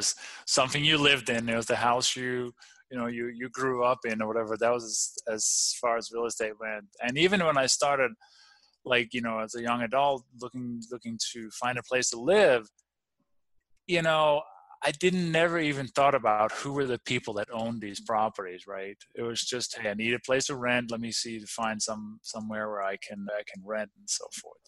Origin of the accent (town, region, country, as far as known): Denmark; born or raised there; English is a second language; moved away; also born or lived in Copenhagen